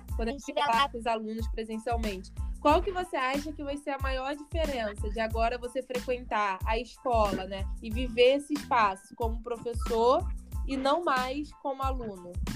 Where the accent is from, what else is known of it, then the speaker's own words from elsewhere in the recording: Arraial do Cabo, Rio de Janeiro, Brazil; eu sou de Arraial, que é uma cidade bem menor do que o Rio de Janeiro